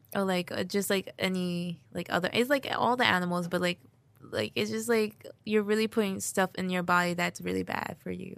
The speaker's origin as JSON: {"language": "English", "town": "Union", "region": "New Jersey", "country": "United States", "tie": "born or raised there", "said": "I was born here in New Jersey and, like, um, lived in the Union basically, like, my whole life"}